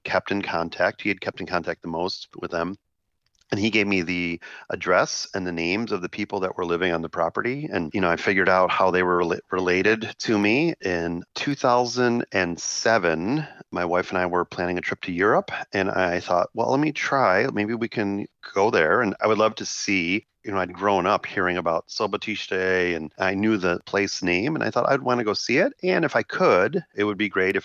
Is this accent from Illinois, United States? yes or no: yes; Chicago, Illinois, United States; I grew up in Chicago in a neighborhood with Slovak and Slovak American culture